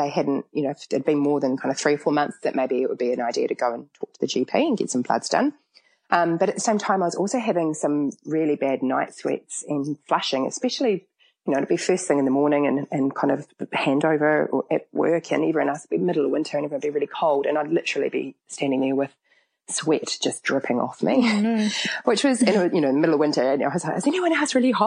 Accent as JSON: {"language": "English", "region": "Auckland", "country": "New Zealand", "moved": "yes", "said": "I'm from Auckland"}